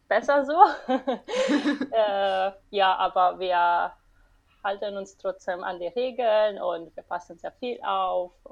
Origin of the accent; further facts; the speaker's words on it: Lazio, Italy; first language Italian; German is a second language; Ja, also ich komme aus Italien und äh, in, also es war eine kleine Stadt in der Nähe von Rom.